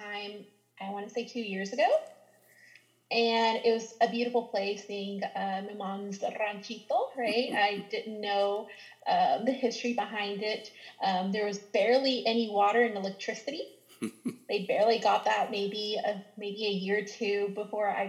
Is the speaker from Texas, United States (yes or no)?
yes; Mineola, Texas, United States; first language Spanish; English is a second language; moved away as an adult; now in San Antonio, United States; I'm actually from Northeast Texas in a small town called Mineola, Texas